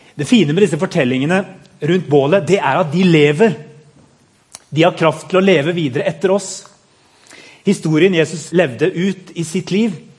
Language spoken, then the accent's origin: Norwegian; Madagascar; moved away; jeg er født på Madagaskar